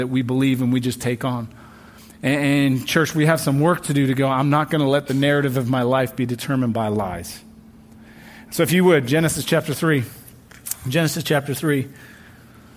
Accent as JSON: {"language": "English", "region": "England", "country": "United Kingdom", "tie": "born or raised there", "moved": "yes", "lives_now": "United States", "said": "My home country, England"}